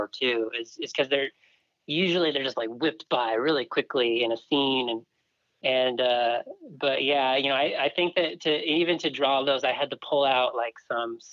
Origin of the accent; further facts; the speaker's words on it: Southern California, United States; now in Utah, United States; I grew up in Southern California